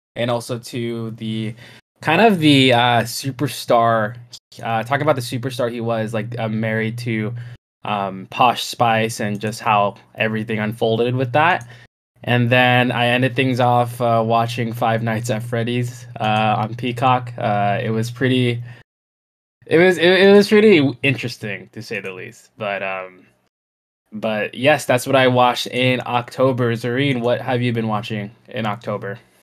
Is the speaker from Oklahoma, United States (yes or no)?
no; California, United States; we grew up in California